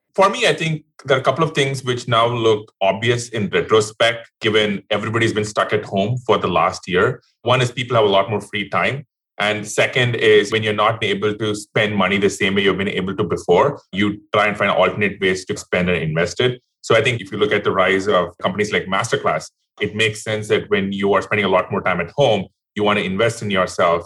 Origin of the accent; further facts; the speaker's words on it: India; moved away; I grew up in India